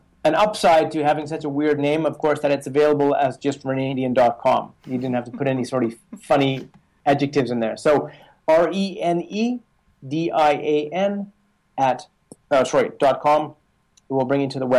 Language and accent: English; Canada; moved away; also born or lived in Colorado Springs, United States; I'm from Canada, as you know, and I was working in Colorado Springs with this bicycle company.